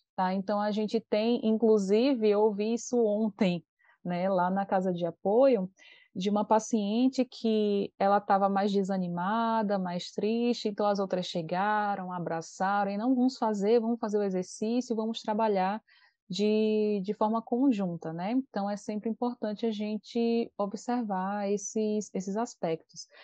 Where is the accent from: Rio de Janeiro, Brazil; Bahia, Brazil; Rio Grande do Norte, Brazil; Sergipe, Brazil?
Sergipe, Brazil; Aracaju; a gente mora numa cidade, então a gente é de Aracaju